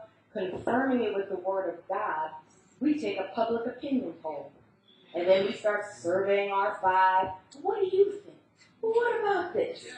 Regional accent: United States; accent: American; I'm the only American

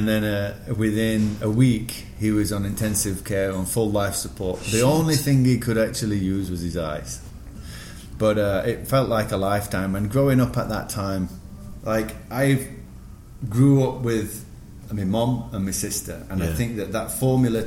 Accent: Sheffield, Yorkshire and the Humber, United Kingdom; moved away as an adult; also born or lived in Singapore / New York; I'm born and bred in Sheffield. Now I'm studying in Sheffield

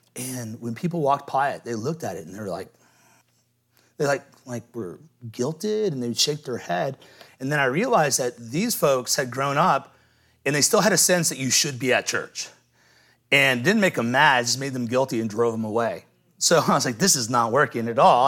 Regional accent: Midwest, United States; moved away; I was from the Midwest

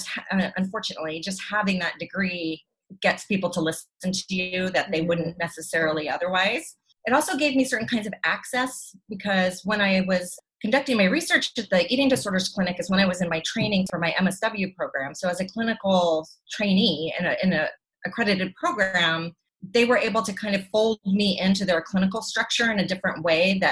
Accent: the panhandle of Florida, United States; I grew up in the panhandle of Florida in the 1980s, 70s

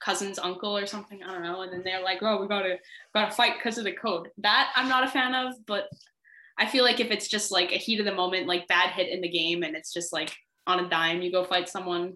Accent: Canada; a Canadian hockey fan

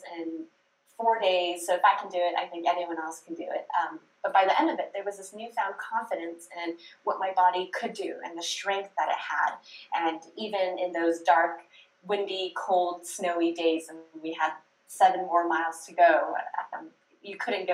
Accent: California, United States; I grew up in California, so I was blessed with some of the best Chinese food and Asian food in the whole country

